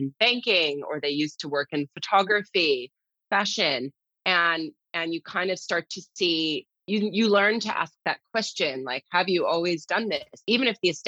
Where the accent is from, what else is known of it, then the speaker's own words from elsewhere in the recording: United States; as an American